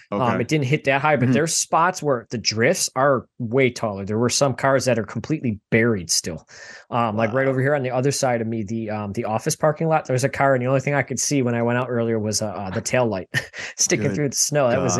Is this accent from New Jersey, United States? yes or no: no; Buffalo, New York, United States; Anthony and I, we're from Buffalo.